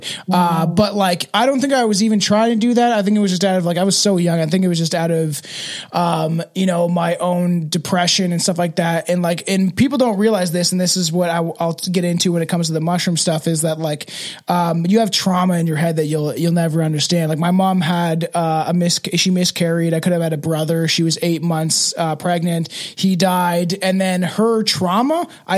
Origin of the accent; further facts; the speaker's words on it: Canada; my right as a Canadian citizen